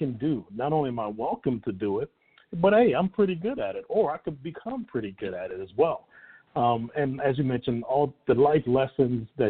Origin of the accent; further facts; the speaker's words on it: New York City, New York, United States; also born or lived in St. Petersburg, Florida; now in Tampa, United States; being a kid growing up in the Bronx